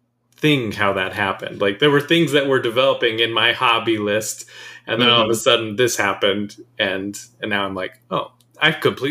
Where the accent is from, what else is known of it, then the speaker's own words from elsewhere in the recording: United States; I'm an American.